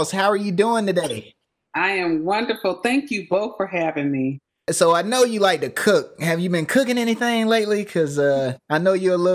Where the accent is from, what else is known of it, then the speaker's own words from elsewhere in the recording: Georgia, United States; moved away; also born or lived in Kansas; how country I was until I moved out of Georgia.